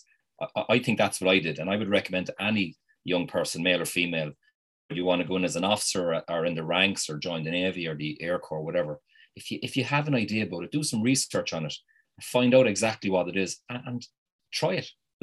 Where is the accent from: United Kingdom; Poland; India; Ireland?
Ireland; us as Irish people